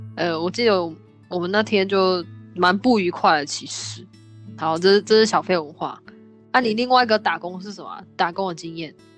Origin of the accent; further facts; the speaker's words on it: Taiwan; moved away as an adult; now in Canada; 我来自台湾哦